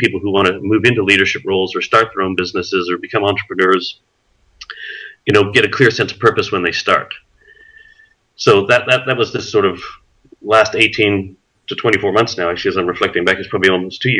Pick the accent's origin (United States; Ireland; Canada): Canada; born there; moved away; also born or lived in Australia / New Guinea; My folks actually, as I'm Canadian born, moved to Australia in 81, and I moved with them. But long story short, flipped back and forth between Australia, Canada, New Guinea.